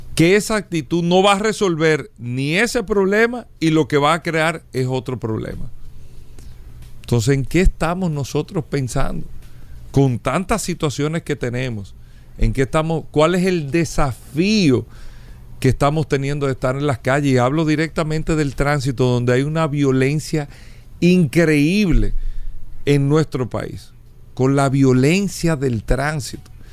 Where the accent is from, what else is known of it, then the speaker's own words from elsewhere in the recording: Dominican Republic; nosotros todos eh, como dominicanos